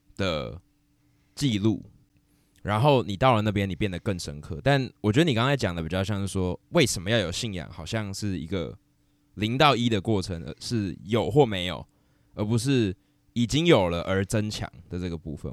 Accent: Taiwan; 我是台湾人

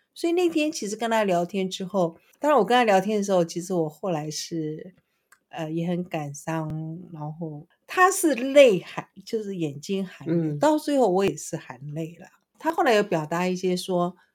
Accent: Taiwan; 我们台湾话叫做什么

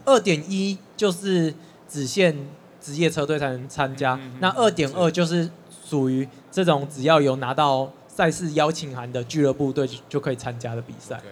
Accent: Taiwan; 不是只有我们台湾选手

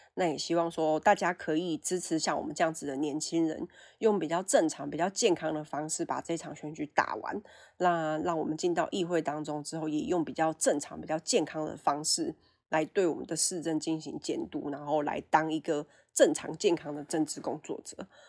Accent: Fengshan, Kaohsiung, Taiwan; 是凤山土生土长的凤山人

